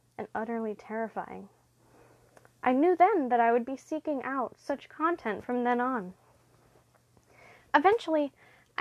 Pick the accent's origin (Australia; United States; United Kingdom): United States; the South; I'm from the South